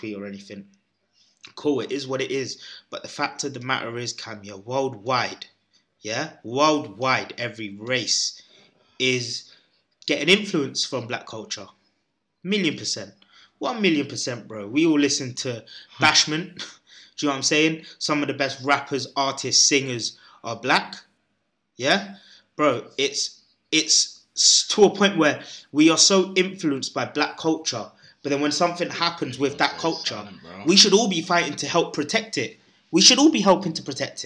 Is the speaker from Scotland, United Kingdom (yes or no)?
no; London, United Kingdom; I was brought up in London, bro, where there's every race in every corner